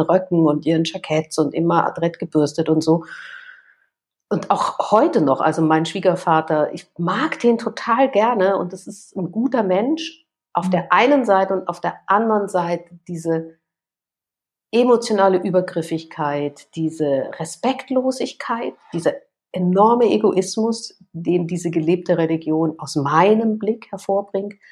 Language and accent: German; Vienna, Austria; Ich komme aus Wien